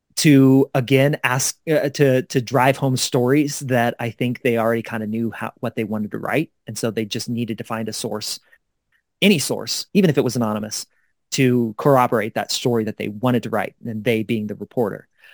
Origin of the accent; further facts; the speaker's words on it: Kansas City, Missouri, United States; now in Denver, United States; my hometown newspaper, the Kansas City Star